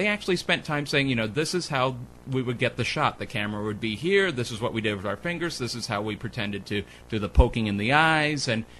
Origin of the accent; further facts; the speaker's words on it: Los Angeles, California, United States; As a kid growing up in Hollywood